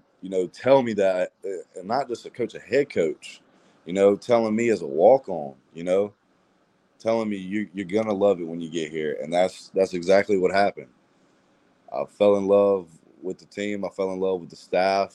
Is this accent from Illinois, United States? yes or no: no; Greenville, North Carolina, United States; that's my hometown, well, closely